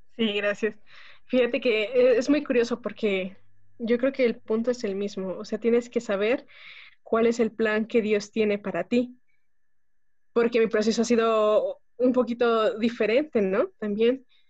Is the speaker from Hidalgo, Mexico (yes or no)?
yes; Pachuca, Hidalgo, Mexico; moved away as an adult; now in Mexico City, Mexico; yo soy originaria de Pachuca Hidalgo, pero residimos actualmente acá en la Ciudad de México